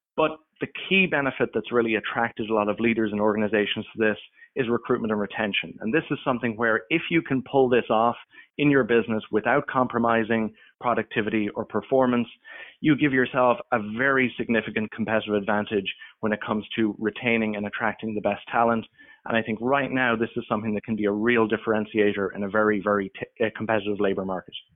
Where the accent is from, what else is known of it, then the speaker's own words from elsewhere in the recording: Ireland; moved away as an adult; now in Toronto, Canada; I'm originally from Ireland